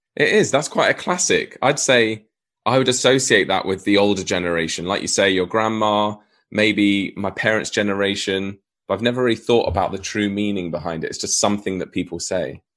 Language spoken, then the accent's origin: English; Southampton, South East England, United Kingdom; also born or lived in Cambridge; I was born in Cambridge, but I didn't spend long there. My parents then moved further down south to Southampton, which is right on the south coast of England.